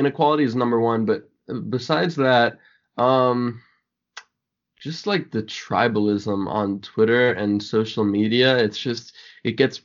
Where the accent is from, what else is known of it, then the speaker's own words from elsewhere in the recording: United States; as an American